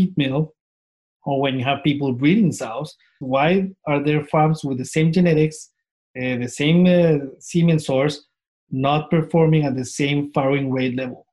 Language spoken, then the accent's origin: English; Colombia; moved away as an adult; I'm originally from Colombia. So I got my DVM in Colombia in 2002